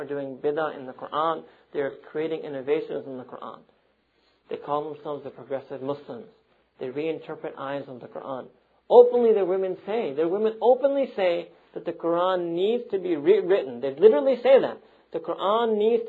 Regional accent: New York City, New York, United States; I'm from Manhattan

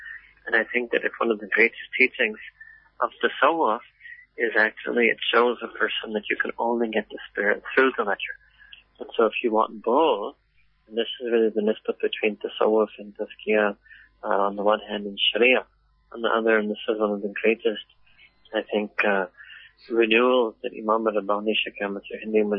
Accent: Afghanistan; English is a second language; I come from Afghanistan.

